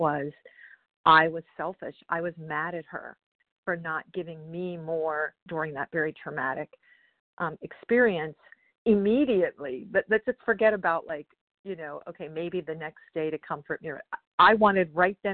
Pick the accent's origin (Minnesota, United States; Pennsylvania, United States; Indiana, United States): Pennsylvania, United States; I'm from Pennsylvania.